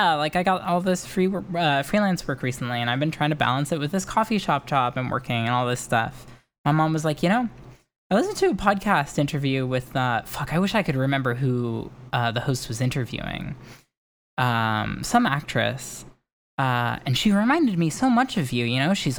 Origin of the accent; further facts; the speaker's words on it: near Santa Rosa, Sonoma County, California, United States; moved away as an adult; now in Southern California, United States; Scream was almost filmed right by my hometown. The opening shot of Scream was filmed in Santa Rosa.